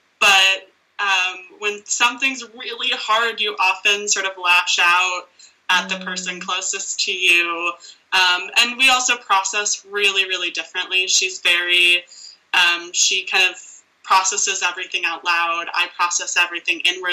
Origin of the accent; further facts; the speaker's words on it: United States; me as an American who had access to care